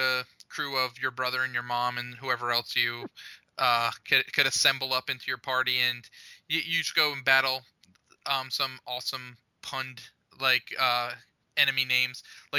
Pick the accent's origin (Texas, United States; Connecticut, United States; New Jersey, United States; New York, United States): New York, United States; accent: New York; at least I'm not going into my New York accent.